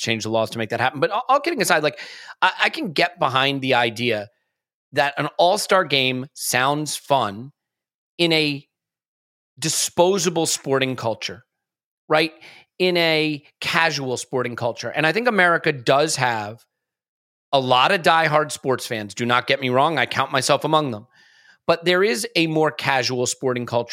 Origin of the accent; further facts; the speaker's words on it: United States; I am American.